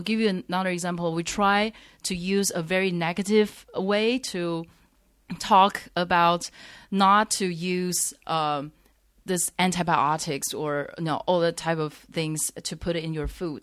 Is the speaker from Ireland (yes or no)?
no; Taiwan; moved away as an adult; now in Shanghai, China; I grew up in Taiwan